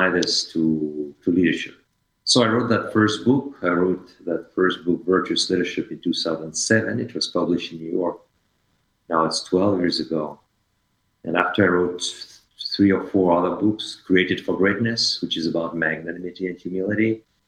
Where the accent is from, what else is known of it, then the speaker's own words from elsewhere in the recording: France; English is a second language; moved away as an adult; also born or lived in Paris / Strasbourg / Helsinki, Finland; I am from France, but I left France when I was 27